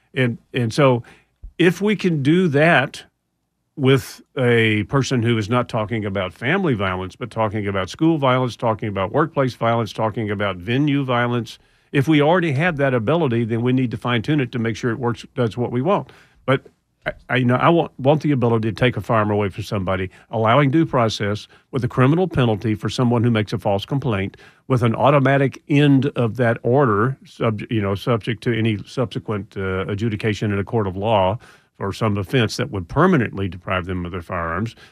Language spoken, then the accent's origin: English; Houston, Texas, United States; I'm from Houston